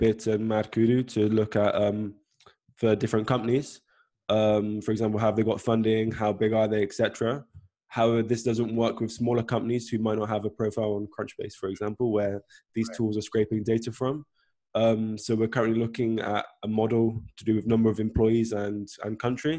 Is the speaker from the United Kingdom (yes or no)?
yes; South West England, United Kingdom; moved away; I'm originally from England, Southwest, like a small town that no one's probably heard of before